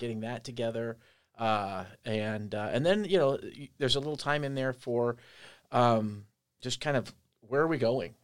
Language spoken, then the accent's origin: English; Andover, Kansas, United States; moved away; also born or lived in Colorado Springs, Colorado / Omaha, Nebraska / Ames, Iowa; I am from Andover, Kansas